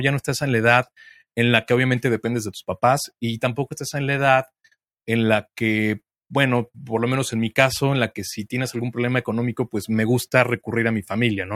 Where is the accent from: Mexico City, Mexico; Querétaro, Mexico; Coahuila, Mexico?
Mexico City, Mexico; yo soy de Ciudad de México